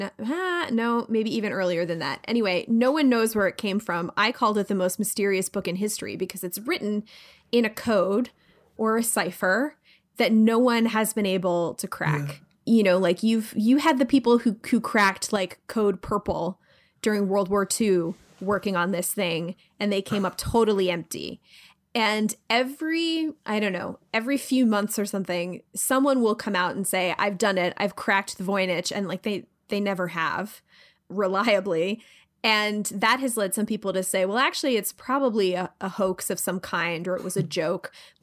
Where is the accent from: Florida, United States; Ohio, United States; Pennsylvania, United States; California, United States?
Pennsylvania, United States; now in New York, United States; I'm from Pennsylvania. It's based basically like maybe an hour away from where I grew up. And the Philadelphia accent is heavily featured. It's an incredibly difficult accent to do. Like, I've lived in New York for 15 years and I've totally lost it for the most part.